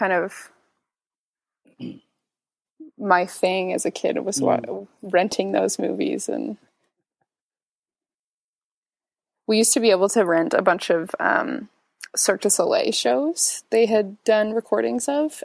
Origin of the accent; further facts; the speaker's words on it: just outside of Victoria, British Columbia, Canada; now in Toronto, Canada; I grew up just outside of Victoria, and Victoria is not super small, but the community that I grew up in outside of Victoria is very small